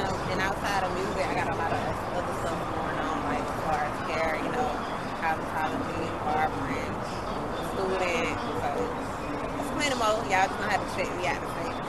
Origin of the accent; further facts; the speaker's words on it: Atlanta, Georgia, United States; I'm born and raised in East Atlanta.